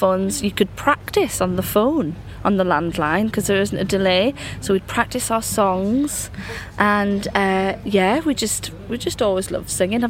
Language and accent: English; Northumberland, North East England, United Kingdom; We're from Northumberland, and there's a lot of folk songs from our area